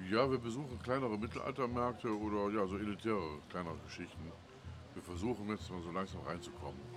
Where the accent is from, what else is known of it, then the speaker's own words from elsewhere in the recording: Remscheid, North Rhine-Westphalia, Germany; und ich komme aus Remscheid. Das ist so etwa 100 Kilometer entfernt.